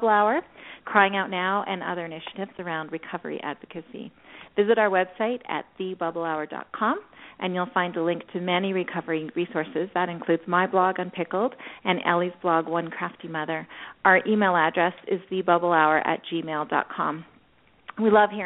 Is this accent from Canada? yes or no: no; Scotland, United Kingdom; I'm Scottish